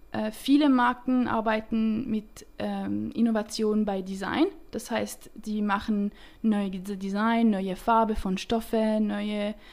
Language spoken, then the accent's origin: German; Romandie, Switzerland; accent: French; German is a second language; Äh, ich komme aus der Schweiz, aber aus der Romandie. Äh, darum habe ich einen leichten französischen Akzent, wenn ich rede.